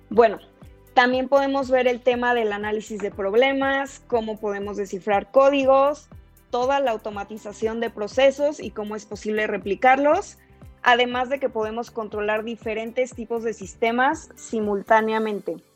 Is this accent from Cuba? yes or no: no; Mexico City, Mexico; soy arquitecta de la Ciudad de México.